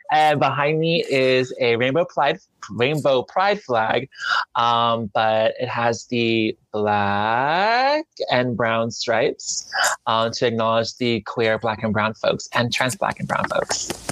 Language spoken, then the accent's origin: English; the South, United States; I grew up in the South